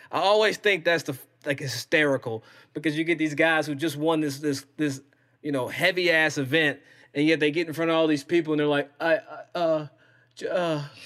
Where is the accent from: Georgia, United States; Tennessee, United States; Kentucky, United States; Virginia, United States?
Kentucky, United States; Versailles; I'm from Versailles, Kentucky.